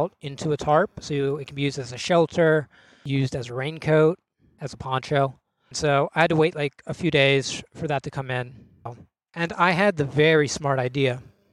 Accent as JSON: {"language": "English", "town": "Cumberland", "region": "Maryland", "country": "United States", "moved": "yes", "said": "I'm from Cumberland, Maryland"}